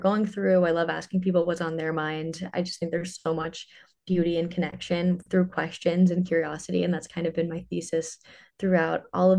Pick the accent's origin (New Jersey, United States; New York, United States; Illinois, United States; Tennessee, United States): New Jersey, United States; Ridgewood; moved away as an adult; now in Nashville, United States; I grew up in northern New Jersey. I loved it. I'm from Ridgewood, if anyone is a North Jersey listener.